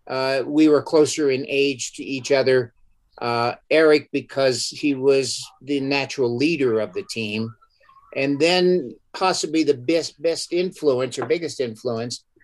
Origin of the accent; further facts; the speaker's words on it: New York, United States; in up, what's called upstate. That's the northern part of New York.